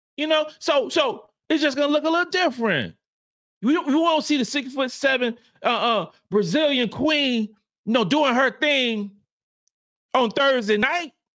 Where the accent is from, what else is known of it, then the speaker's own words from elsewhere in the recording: the South, United States; I'm from the South.